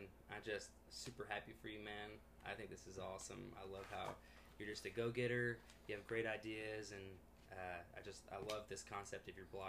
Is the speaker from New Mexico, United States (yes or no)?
no; Alabama, United States; moved away as an adult; also born or lived in Birmingham, Alabama; now in California, United States; I was born in Birmingham, Alabama. We had a little church out there in the country, and I was there for 14 years. So I was 14. We moved out of this little tiny country town, planted a church in the big city of Birmingham